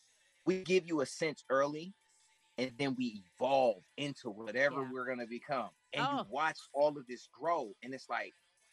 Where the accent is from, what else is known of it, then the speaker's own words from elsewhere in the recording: Dominican Republic; that I'm black, I'm Dominican, and I am Chato Indian.